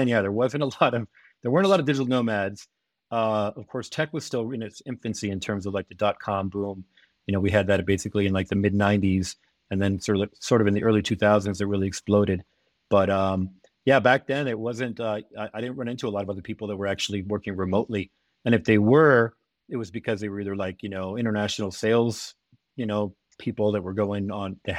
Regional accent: El Salvador; moved away; also born or lived in Germany / California / Costa Rica; I was born in Germany. I was raised in El Salvador. I was educated in California.

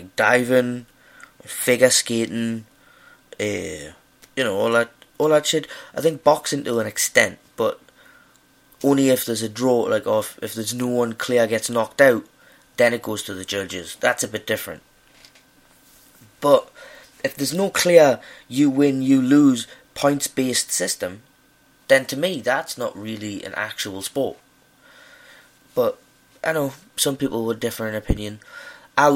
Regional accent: Newcastle upon Tyne, North East England, United Kingdom; now in Glasgow, United Kingdom; I'm from Newcastle, but I live in Glasgow.

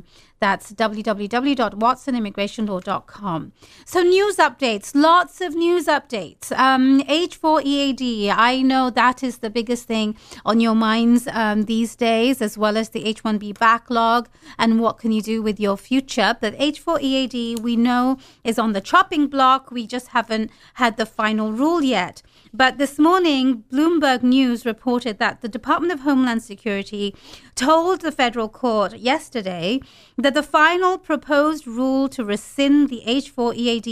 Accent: London, United Kingdom; moved away as an adult; also born or lived in Bangladesh; now in United States; I was born in London, UK. I lived in Bangladesh for a while

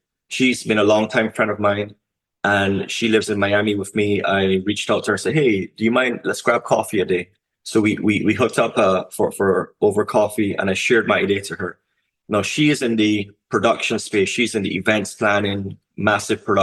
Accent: Barbados; now in North America; I'm from the Caribbean region. I'm from Barbados.

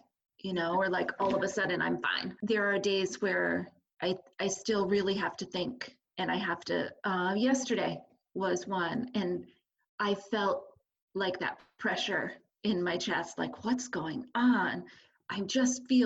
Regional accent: Canton, New York, United States; I've lived in Canton my whole life. So I grew up in Canton and I went to school in Potsdam.

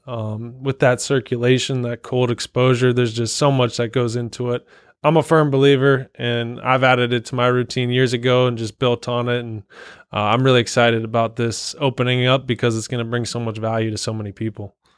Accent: Cincinnati, Ohio, United States; also born or lived in Columbus, Ohio; I was born and raised Cincinnati, went to Moeller High School

